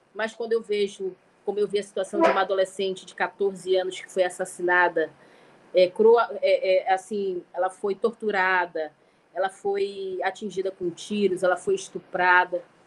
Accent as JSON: {"language": "Portuguese", "town": "Manaus", "region": "Amazonas", "country": "Brazil", "said": "nós somos de Manaus"}